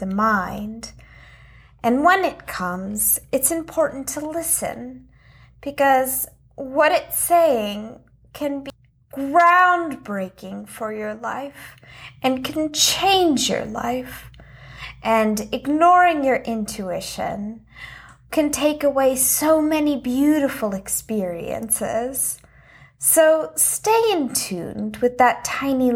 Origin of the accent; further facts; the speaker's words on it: Texas, United States; moved away as an adult; also born or lived in Old Lyme, Connecticut; I was born in Texas